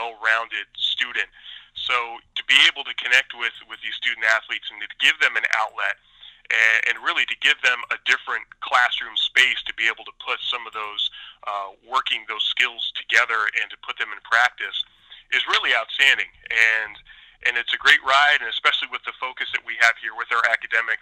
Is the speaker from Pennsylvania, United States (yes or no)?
yes; Pennsylvania, United States; moved away as an adult; now in Syracuse, United States; I'm a transplant from Pennsylvania